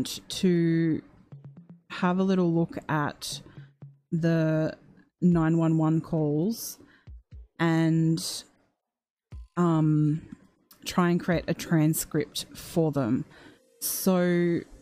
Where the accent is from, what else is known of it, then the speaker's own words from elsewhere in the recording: Australia; I am from Australia